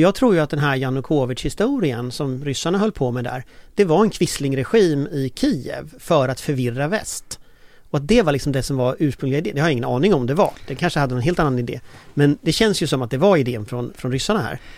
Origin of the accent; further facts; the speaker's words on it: Gothenburg, Västra Götaland, Sweden; i Göteborg där jag är född